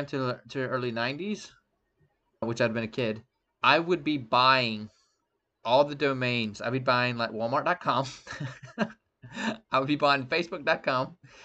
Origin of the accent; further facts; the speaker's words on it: Statesboro, Georgia, United States; Zaxby's, was created in my hometown